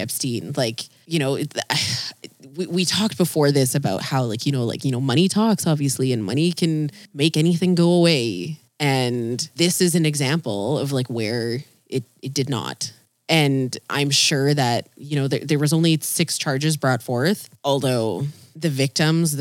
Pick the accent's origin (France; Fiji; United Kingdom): Fiji; where are you from? And I'm like, Fiji